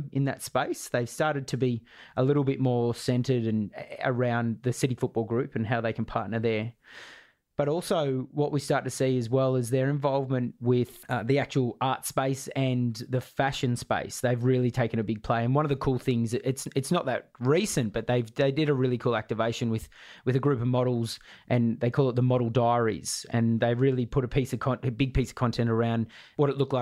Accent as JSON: {"language": "English", "country": "Australia", "said": "being an Aussie"}